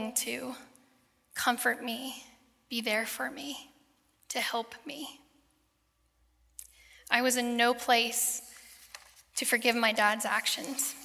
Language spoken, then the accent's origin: English; Gypsum, Colorado, United States; also born or lived in Eagle County, Colorado; Born and raised in Colorado, very proud. So I grew up west of here, and I moved around within small towns of Eagle County, but I spent most of my time growing up in Gypsum, Colorado